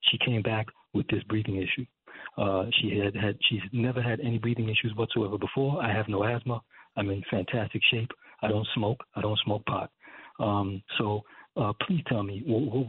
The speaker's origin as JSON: {"language": "English", "town": "New York City", "region": "New York", "country": "United States", "said": "I am from Canarsie, like yourself, Chris"}